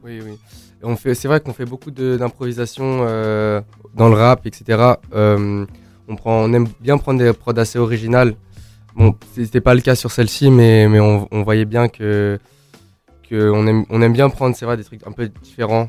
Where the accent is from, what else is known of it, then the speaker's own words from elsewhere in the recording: Paris, Île-de-France, France; moved away as an adult; now in Lausanne, Switzerland; je suis parisien de base